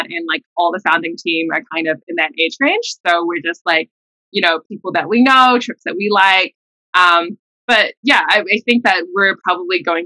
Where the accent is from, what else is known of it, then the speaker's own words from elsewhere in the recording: New Zealand; moved away as an adult; now in United States; I'm like Singaporean heritage, but I grew up in New Zealand.